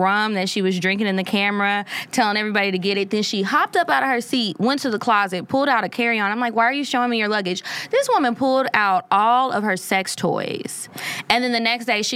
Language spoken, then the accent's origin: English; Louisiana, United States; moved away; also born or lived in Texas; Originally, I'm from Louisiana, and then I moved to Texas later